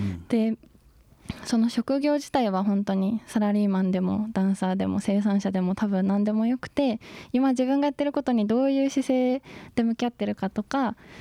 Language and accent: Japanese; Gero, Gifu, Japan; moved away as an adult; also born or lived in Tochigi; 岐阜県の下呂市